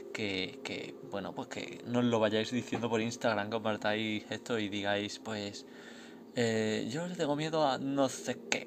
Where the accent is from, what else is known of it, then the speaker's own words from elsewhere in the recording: Spain; yo soy de España